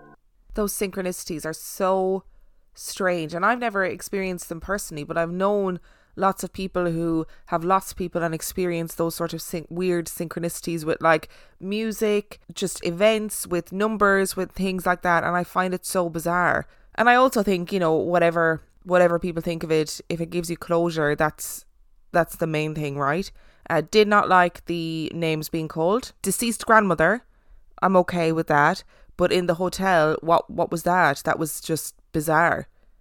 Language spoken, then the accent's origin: English; Minnesota, United States; moved away as an adult; I'm now 31 years old and have not had a sleep paralysis episode since leaving my hometown in Minnesota 3.5 years ago.